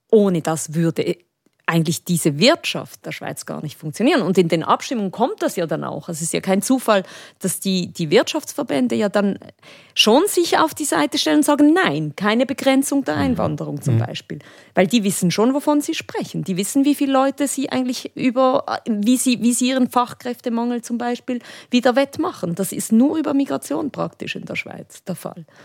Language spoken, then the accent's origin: German; Spain; aber es war als Spanierin, äh, wenn du irgendwo diese Töne gehört hast, dann ging es gleich